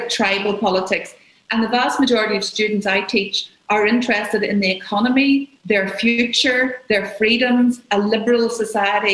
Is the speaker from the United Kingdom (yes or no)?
yes; Northern Ireland, United Kingdom